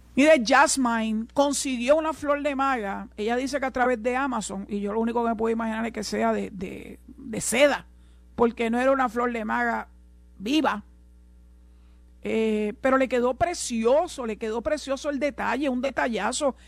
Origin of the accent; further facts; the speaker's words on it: Puerto Rico; Aquí no hay nadie más puertorriqueño que yo, ni yo soy más puertorriqueña que nadie. Somos puertorriqueños